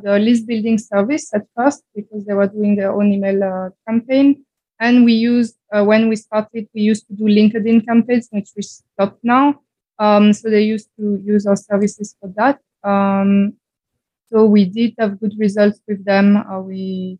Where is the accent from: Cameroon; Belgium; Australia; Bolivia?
Belgium; I'm from Belgium